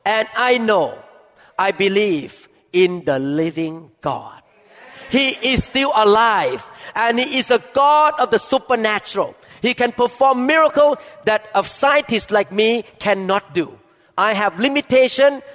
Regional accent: Thailand; I grew up in Thailand

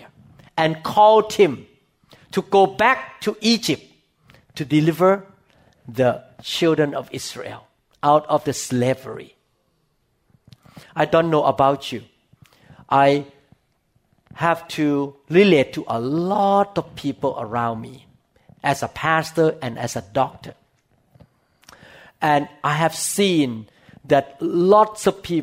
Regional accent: Thailand; English is a second language; moved away; I came from Thailand and I speak Thai. So people who understand Thai understand me. I cannot speak English as well as Thai

